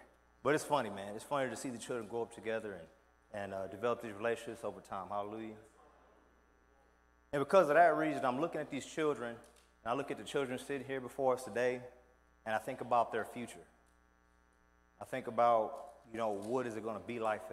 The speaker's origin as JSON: {"language": "English", "town": "Houston", "region": "Texas", "country": "United States", "moved": "yes", "said": "I keep up with current affairs back where I'm from. I'm from Houston, Texas, east of that."}